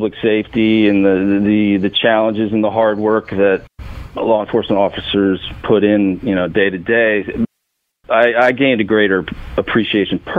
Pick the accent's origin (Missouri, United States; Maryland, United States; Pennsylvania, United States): Maryland, United States; Annapolis; I'm based in Annapolis. This is where I was born and currently work from